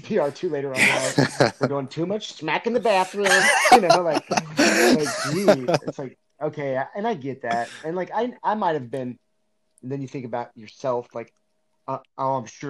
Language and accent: English; Northern Kentucky, United States; moved away; I grew up in Northern Kentucky, which is right across the river from Cincinnati, Ohio